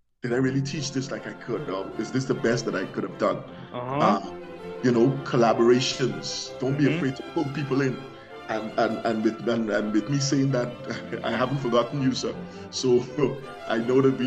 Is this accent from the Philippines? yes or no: no; Guyana; moved away; I came from Guyana. And in Guyana, we are resourceful people